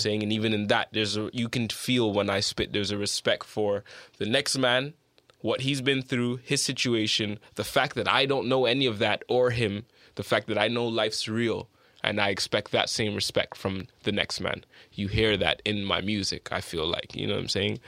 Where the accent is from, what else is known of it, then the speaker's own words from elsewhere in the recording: Toronto, Ontario, Canada; moved away as an adult; also born or lived in United Kingdom; I'm from Don Mills, always been there from forever